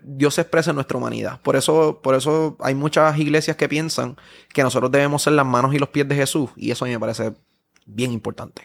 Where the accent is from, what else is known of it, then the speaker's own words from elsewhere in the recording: Puerto Rico; yo sigo siendo puertorriqueño